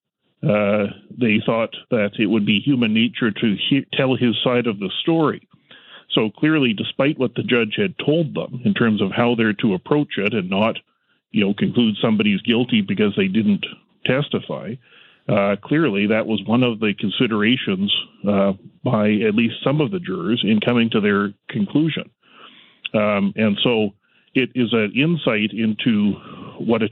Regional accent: Canada; as a Canadian lawyer

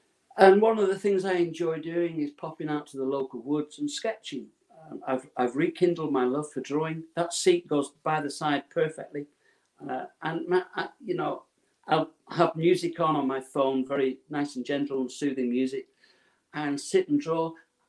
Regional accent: Preston, North West England, United Kingdom; two guys from Preston, my hometown, were found dead on the floor.

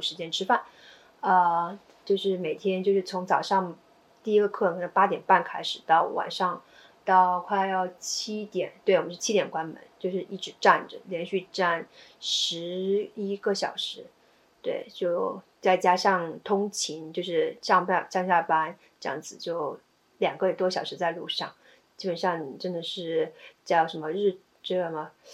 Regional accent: China; moved away as an adult; now in United States; 我是在一个美，呃，美国人开的理发店，呃，就是我是唯一一个中国人

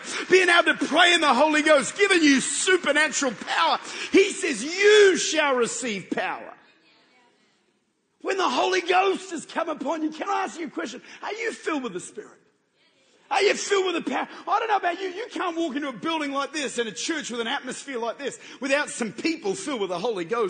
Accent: Australia; I'm from Australia.

